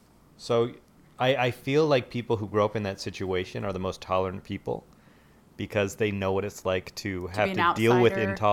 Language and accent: English; Salt Lake City, Utah, United States; I grew up in Salt Lake City, Utah.